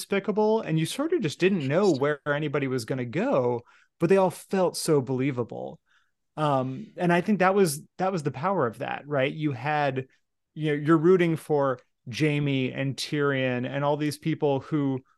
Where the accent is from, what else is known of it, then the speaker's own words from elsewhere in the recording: United States; speaking as an American, you know, growing up in steeped in the American empire my entire life